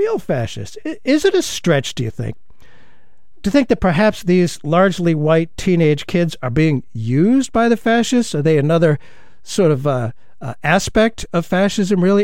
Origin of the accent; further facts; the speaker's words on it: United States; as an American